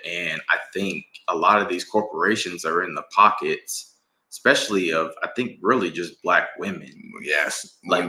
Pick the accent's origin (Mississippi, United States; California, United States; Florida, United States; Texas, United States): Mississippi, United States; now in Atlanta, United States; we're from Mississippi.